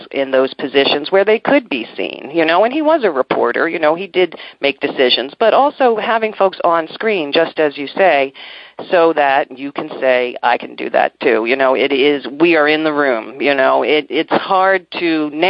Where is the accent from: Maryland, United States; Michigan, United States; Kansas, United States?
Maryland, United States; I'm from Maryland, you know, in D.C.